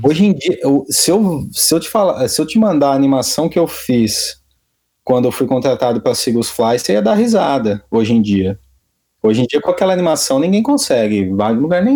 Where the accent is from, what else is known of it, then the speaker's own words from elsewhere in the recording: Rio Claro, São Paulo, Brazil; moved away as an adult; minha cidade natal, Rio Claro